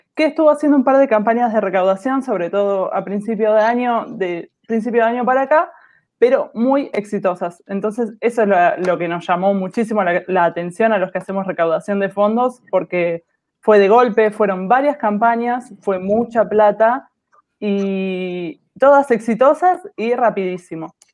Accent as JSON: {"language": "Spanish", "region": "Buenos Aires", "country": "Argentina", "said": "soy de Argentina, de Buenos Aires"}